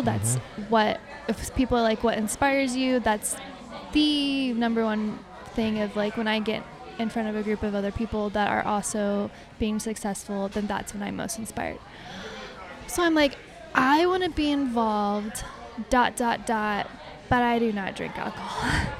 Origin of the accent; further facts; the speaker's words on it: United States; Why I'm American.